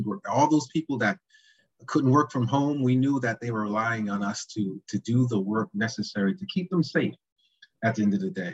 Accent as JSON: {"language": "English", "town": "Hartford", "region": "Connecticut", "country": "United States", "tie": "born or raised there", "said": "growing up in Hartford"}